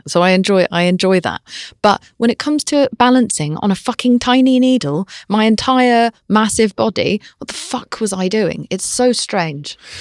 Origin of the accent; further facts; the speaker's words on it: United Kingdom; I'm British